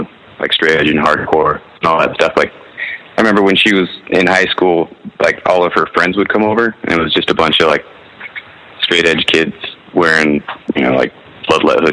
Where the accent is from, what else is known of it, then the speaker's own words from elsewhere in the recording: Kearns, Utah, United States; also born or lived in Salt Lake City, Utah; I was born in downtown Salt Lake, and then raised like in a city called Kearns. It was like 20 minutes west